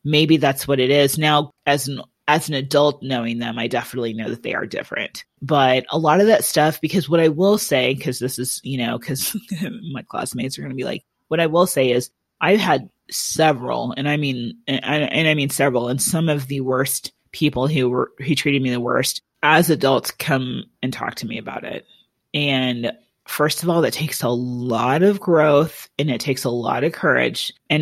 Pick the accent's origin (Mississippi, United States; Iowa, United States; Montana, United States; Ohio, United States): Iowa, United States; moved away; we're from Iowa.